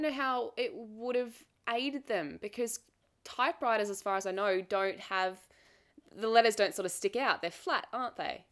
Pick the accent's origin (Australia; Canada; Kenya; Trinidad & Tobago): Australia; accent: Australian; I'm Australian, so obviously my accent